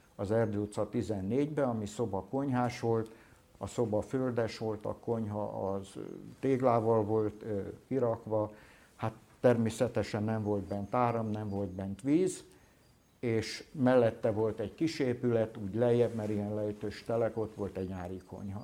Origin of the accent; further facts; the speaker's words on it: Solymár, Pest, Hungary; ott születtem én